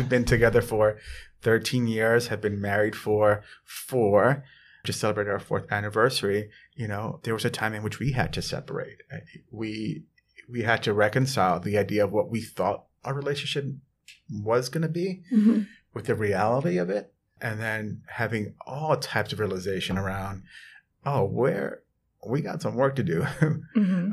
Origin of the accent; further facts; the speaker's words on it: New York City, New York, United States; also born or lived in Edina, Minnesota / Vermont / Geneva, New York; growing up in the South Bronx as a Latino man